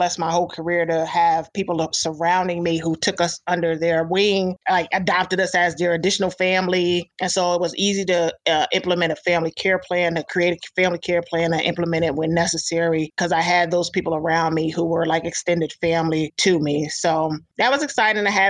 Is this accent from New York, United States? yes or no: yes; upstate New York, United States; moved away as an adult; also born or lived in Hawaii; I'm originally from New York State, upstate New York